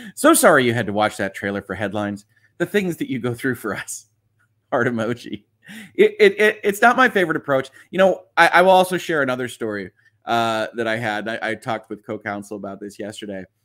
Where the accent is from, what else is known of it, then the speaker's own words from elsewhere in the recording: United States; as an American